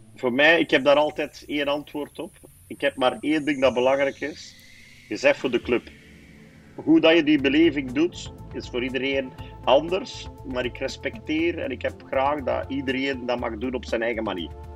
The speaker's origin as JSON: {"language": "Dutch", "town": "Aalst", "region": "Flanders", "country": "Belgium", "said": "Ik ben afkomstig van Aalst."}